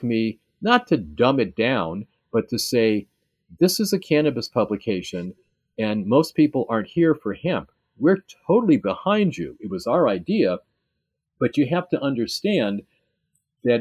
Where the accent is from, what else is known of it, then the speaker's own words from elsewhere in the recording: Cleveland, Ohio, United States; also born or lived in New Mexico; now in Seattle, United States; I do have a presence in my hometown of Cleveland.